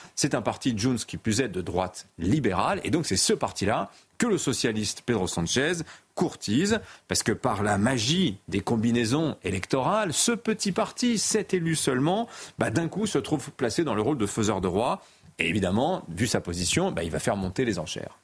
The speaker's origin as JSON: {"language": "French", "country": "France", "said": "chez nous en France"}